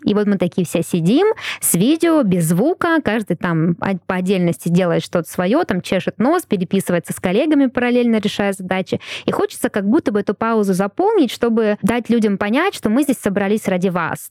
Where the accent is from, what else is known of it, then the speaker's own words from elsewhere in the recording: Russia; first language Russian; очень благодарна, что я родилась именно в России